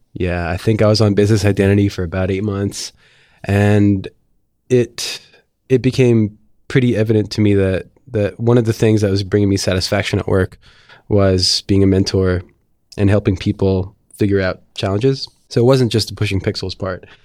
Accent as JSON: {"language": "English", "town": "Mount Olive", "region": "New Jersey", "country": "United States", "tie": "born or raised there", "also_born_or_lived": "Philadelphia", "moved": "as an adult", "said": "I went to high school in a town called Mount Olive in northern New Jersey"}